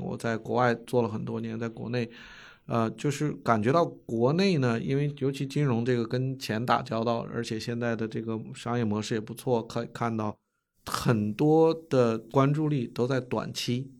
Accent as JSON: {"language": "Chinese", "country": "China", "also_born_or_lived": "United States", "moved": "as an adult", "said": "我是嗯。中国人，又是一个相对平均的美国一个大学毕业的博士"}